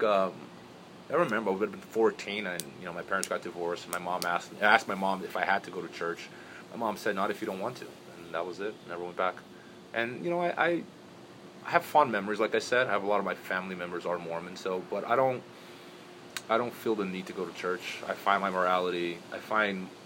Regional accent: outside São Paulo, Brazil; moved away as an adult; also born or lived in Provo, Utah, United States / Las Vegas, United States; now in United States; I grew up in Brazil as a child.

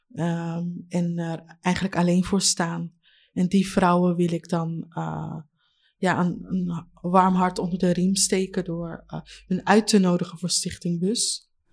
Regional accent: Leiden, South Holland, Netherlands; also born or lived in Katwijk; ik ben geboren hier in Leiden

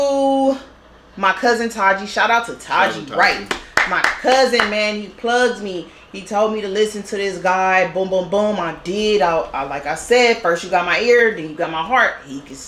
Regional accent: Los Angeles, California, United States; I'm really from Watts

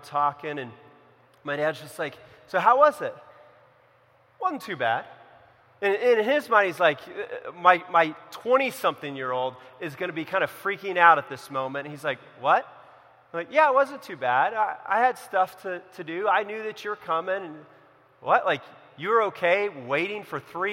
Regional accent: Central California, United States; also born or lived in Los Angeles; I grew up in California, in Central California

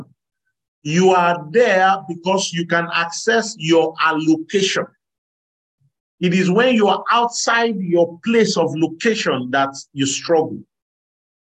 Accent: Nigeria; So if I was born in Nigeria

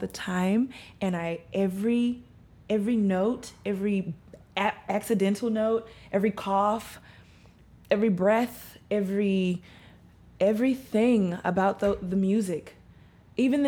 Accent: Dallas, Texas, United States; moved away as an adult; now in New York, United States; I'm from Dallas, Texas.

